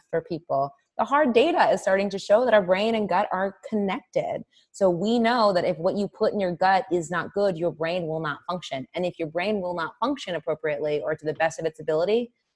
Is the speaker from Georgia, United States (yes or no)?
no; Indianapolis, Indiana, United States; moved away as an adult; also born or lived in East Coast; I moved from the East Coast to Indianapolis, which is where I'm originally from